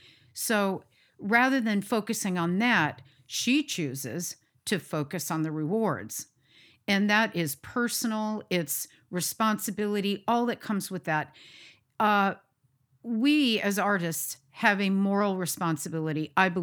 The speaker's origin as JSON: {"language": "English", "country": "United States", "said": "Embrace the jazz, the countryside. And then me being American."}